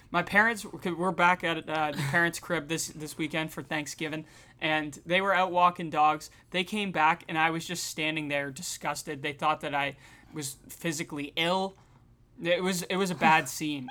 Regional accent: Canada; We're, we're Canadian

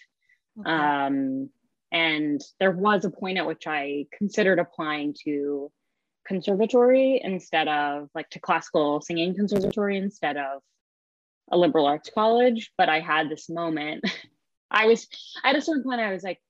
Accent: New York City, New York, United States; also born or lived in Hanover, New Hampshire; I grew up in New York City

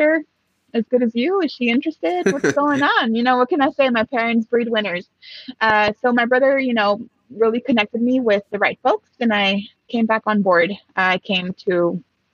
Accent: Los Angeles, California, United States; first language Spanish; English is a second language; moved away as an adult; also born or lived in Mexico; now in Seattle, United States; I came back when I was 5 and I've been here since then.

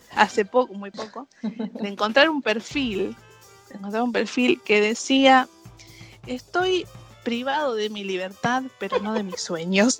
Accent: Moreno, Buenos Aires Province, Argentina; ser de moreno

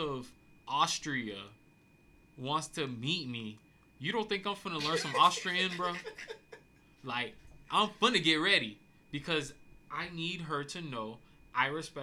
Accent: United States; I'm an American

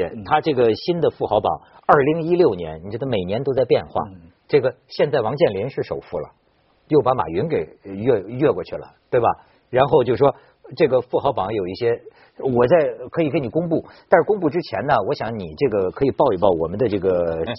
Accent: China; 我们中国人也有一种迷信

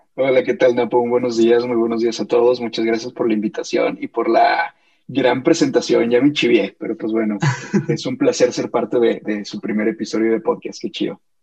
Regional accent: Mexico; como mexicano

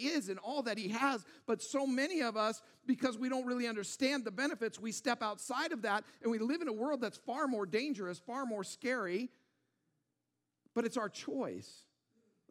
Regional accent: Auburn, Washington, United States; I grew up in Auburn, Washington

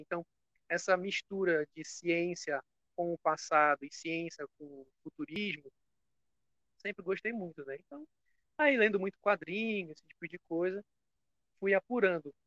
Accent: Belém, Pará, Brazil; Sou aqui de Belém do Pará

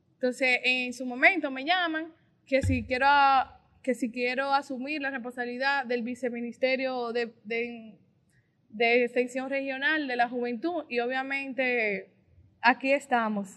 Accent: Puñal, Santiago, Dominican Republic; soy de un municipio pequeño de Santiago, del municipio de Puñal. Ahí inicié mi vida estudiantil, política

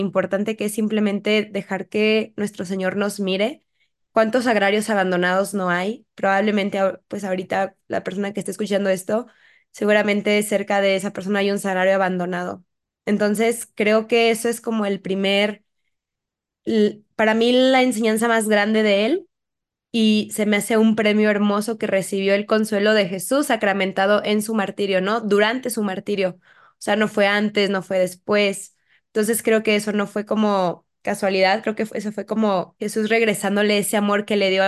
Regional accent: Mexico; creo que es un cristero que no es tan conocido y que creo que como mexicanos hay que conocer.

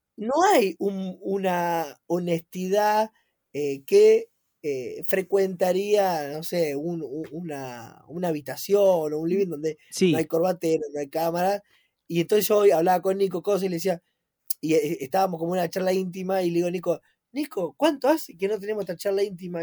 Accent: Argentina; nosotros como argentinos

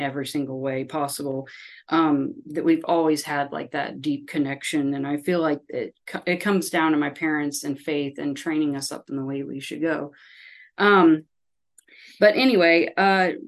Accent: Sugar Hill, Georgia, United States; I was born and raised in Sugar Hill, Georgia, which is in Gwinnett County.

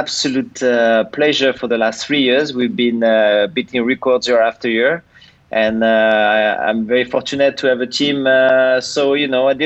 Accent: Angers, Pays de la Loire, France; moved away; also born or lived in Brittany; I come from a city called Angers, which is in the western part of France

